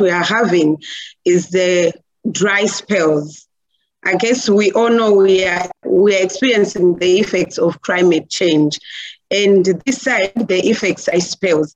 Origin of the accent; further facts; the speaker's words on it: Chikwawa district, Southern Region, Malawi; from Malawi. It's in the southern part of Africa. And here in Malawi, I'm coming from Chikwawa district